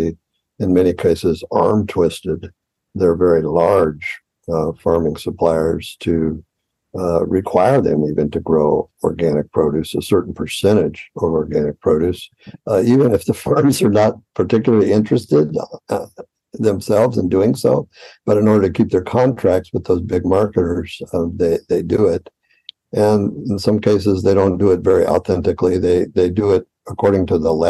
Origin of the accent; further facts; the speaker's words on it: Los Angeles, California, United States; moved away as an adult; now in Fresno, United States; I grew up in Los Angeles, and my family lived in Los Angeles